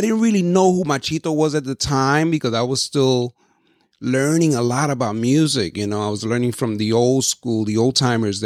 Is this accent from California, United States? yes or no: no; New York City, New York, United States; I was growing up in the Lower East Side, over there by near the Manhattan Bridge